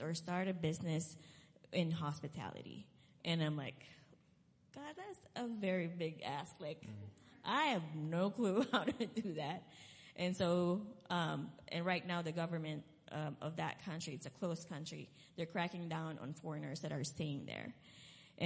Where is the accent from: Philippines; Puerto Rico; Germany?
Philippines; moved away; I'm originally from the Philippines